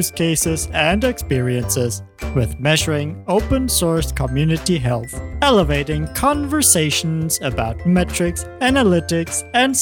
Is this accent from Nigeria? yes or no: no; Germany; I'm actually German